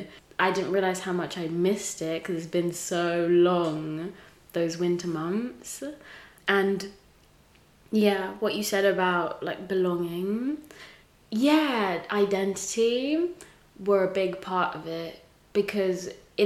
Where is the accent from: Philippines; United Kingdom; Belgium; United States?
United Kingdom; England; also born or lived in Tanzania; I'm Tanzanian, you know, but a lot of my experience growing up in England involved integrating and assimilating into white culture, so I wasn't taught a lot of Tanzanian culture. I can't speak Swahili.